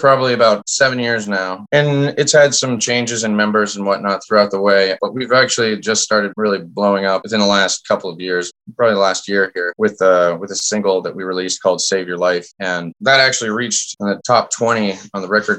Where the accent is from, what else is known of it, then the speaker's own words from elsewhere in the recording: Vermont, United States; also born or lived in Nashville; now in Green Bay, United States; I grew up in Vermont